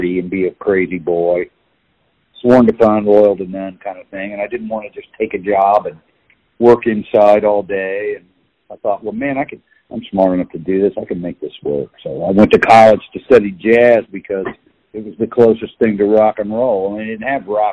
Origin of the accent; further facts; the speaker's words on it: Kansas City, Kansas, United States; also born or lived in Liberal, Kansas; I was born in Kansas City. I was born in Providence Hospital, 1960